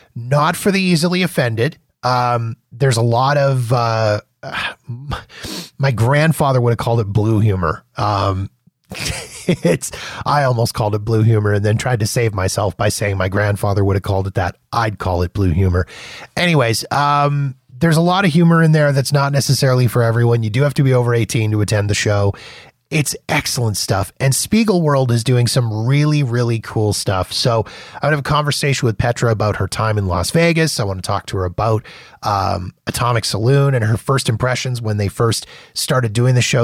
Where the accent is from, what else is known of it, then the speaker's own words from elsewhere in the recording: Calgary, Alberta, Canada; a boy from my hometown, W W F champ, uh, Bret the Hitman Hart. from where I'm in right now, Calgary, Alberta, Canada